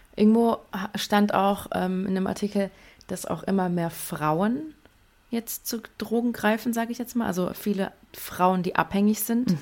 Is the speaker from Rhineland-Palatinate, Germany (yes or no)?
no; near Frankfurt, Hesse, Germany; ich komme aus Hessen, in der Nähe von Frankfurt